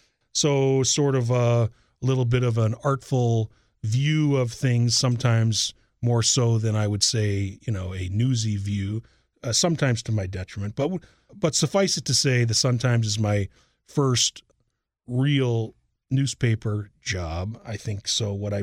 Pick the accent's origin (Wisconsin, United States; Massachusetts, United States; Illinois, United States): Illinois, United States; Chicago; born or raised there; moved away as an adult